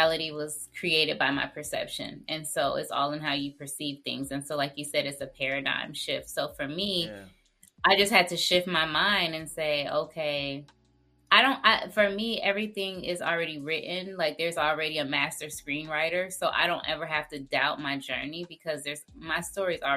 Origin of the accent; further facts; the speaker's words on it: Stockbridge, Georgia, United States; also born or lived in Jonesboro, Georgia; I grew up in Jonesboro, and then I moved to Stockbridge, which is in Henry County